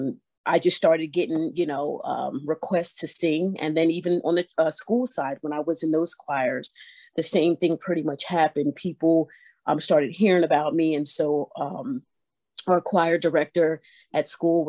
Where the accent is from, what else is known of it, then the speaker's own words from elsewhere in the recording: Vineland, New Jersey, United States; moved away as an adult; now in Delaware, United States; I was born and raised in Vineland, New Jersey